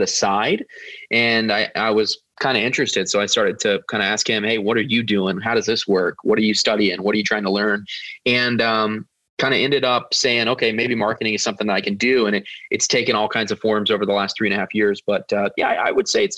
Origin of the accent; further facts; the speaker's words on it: Nashville, Tennessee, United States; I'm from Nashville, Tennessee. So kind of the southern part over here in the United States.